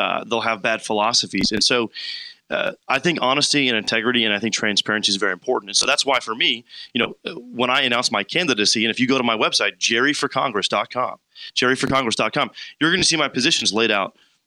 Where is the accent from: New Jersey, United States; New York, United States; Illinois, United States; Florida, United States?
Illinois, United States; Warrenville; I am from Warrenville.